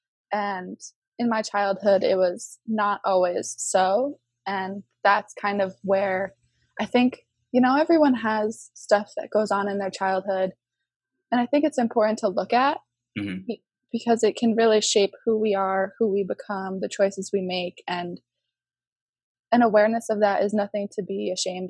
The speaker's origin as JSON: {"language": "English", "region": "Connecticut", "country": "United States", "tie": "born or raised there", "said": "I was born and raised in Connecticut"}